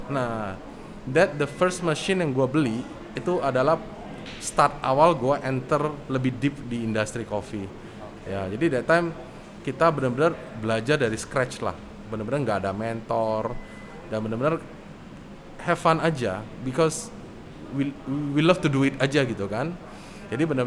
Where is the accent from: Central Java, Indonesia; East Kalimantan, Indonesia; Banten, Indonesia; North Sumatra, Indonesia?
North Sumatra, Indonesia; Medan; also born or lived in Bandung; now in Jakarta, Indonesia; terus ya dulu ya sama lah ya sekolahnya di Medan. Uh, kuliah saya di Bandung.